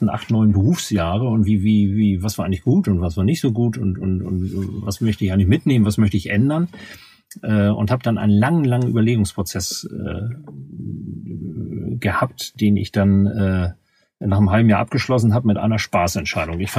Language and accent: German; Hamburg, Germany; accent: North German; wie man wahrscheinlich an meiner Aussprache erkennen wird, äh, stamme ich aus dem norddeutschen Raum. Ich bin in Hamburg geboren, in der Hansestadt Hamburg